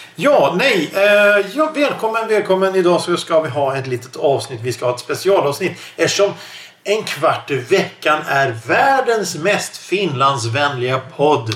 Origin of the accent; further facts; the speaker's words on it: Stockholm, Stockholm County, Sweden; jag som stockholmare, Stockholmsregionen